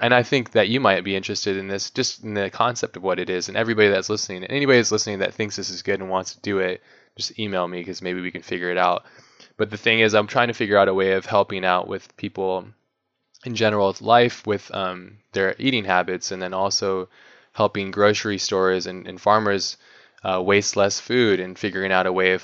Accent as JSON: {"language": "English", "region": "Hawaii", "country": "United States", "tie": "born or raised there", "said": "when I was growing up, I grew up in Hawaii"}